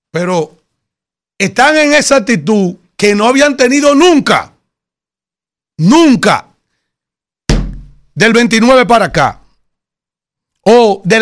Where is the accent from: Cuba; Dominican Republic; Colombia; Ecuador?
Dominican Republic; Somos nosotros los dominicanos.